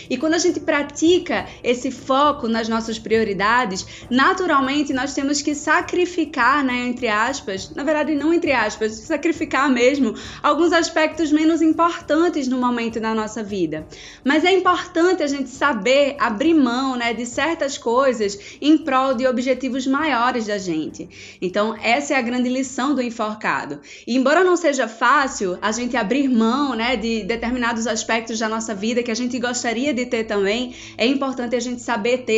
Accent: Recife, Pernambuco, Brazil; Eu sou de Recife, vocês sabem, então eu curto muito carnaval

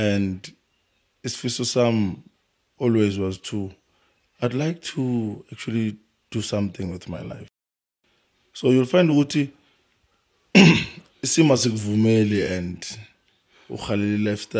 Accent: Tembisa, Gauteng, South Africa; I was born in Tembisa, but I grew up in most parts of South Africa.

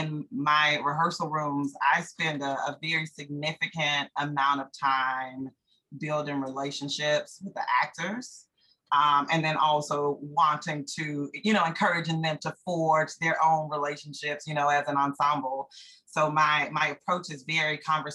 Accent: Durham, North Carolina, United States; also born or lived in Prince George's County, Maryland; I was not born here, but I've been here my entire life.

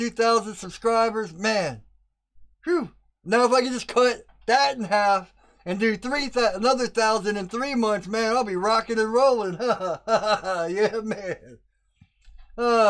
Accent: United States; I'm an American and we're just stubborn people.

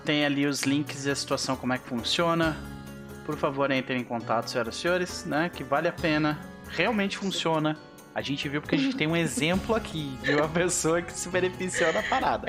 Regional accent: Brazil; como brasileiros que somos, nós não desistimos com facilidade

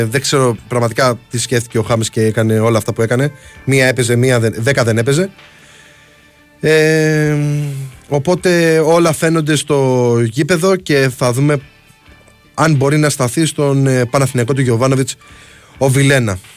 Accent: Heraklion, Crete, Greece; με τον Γερασίμου στα μέρη μου εκεί πέρα στο Ιερό Ηράκλειο.

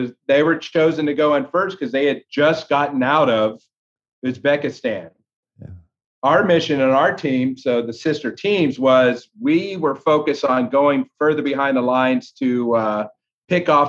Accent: Florida, United States; I grew up in Florida

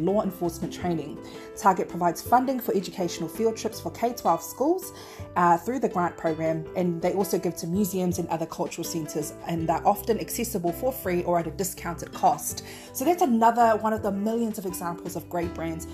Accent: Auckland, New Zealand; I'm from South Auckland

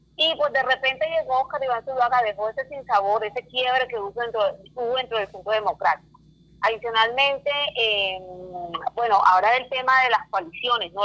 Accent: Barranquilla, Atlántico, Colombia; soy eh, barranquillera

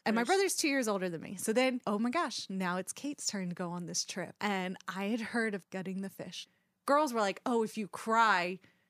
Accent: South Carolina, United States; So growing up in South Carolina, there was this thing that we did.

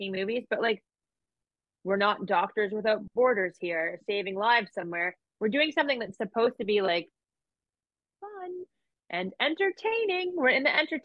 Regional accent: Canada; I'm Canadian and we do things very differently in Canada

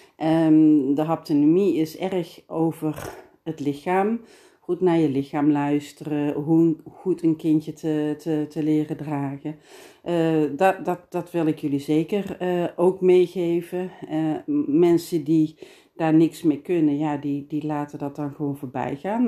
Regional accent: Geldrop, North Brabant, Netherlands; accent: Brabant, soft G; ik ben Brabantse, geboren en getogen in Geelse

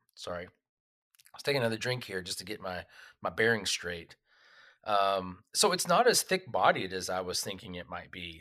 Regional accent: Texas, United States; also born or lived in Oklahoma; growing up in Texas and Oklahoma

